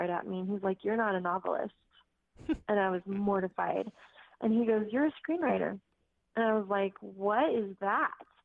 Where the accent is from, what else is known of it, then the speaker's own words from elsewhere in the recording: Greenbrae, California, United States; I was born actually in Green Bray, California, which is up Marin County